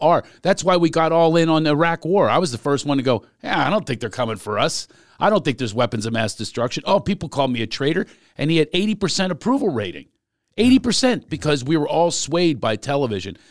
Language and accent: English; Philadelphia, Pennsylvania, United States; we are both from Philadelphia